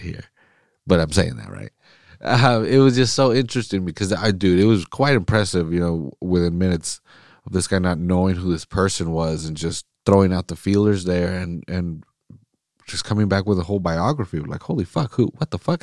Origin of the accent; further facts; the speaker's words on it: Salinas, California, United States; I'm, I'm recording right now in Salinas